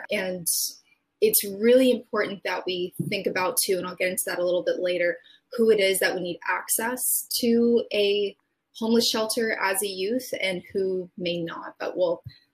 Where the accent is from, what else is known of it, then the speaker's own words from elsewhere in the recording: Belledune, New Brunswick, Canada; now in Greater Moncton area, Canada; growing up in Beldune, you know, to give personal example, we lived in Beldune.